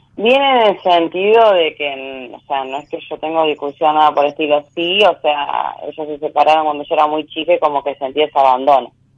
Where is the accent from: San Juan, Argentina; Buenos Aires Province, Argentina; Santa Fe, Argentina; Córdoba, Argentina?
Santa Fe, Argentina; De Santa Fe, soy de Santa Fe Capital